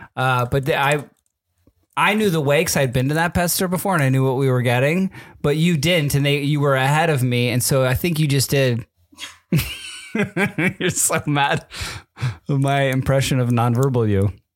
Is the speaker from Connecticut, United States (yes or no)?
yes; Connecticut, United States; also born or lived in Southern California; now in California, United States; I'm in Connecticut and I'm in sixth grade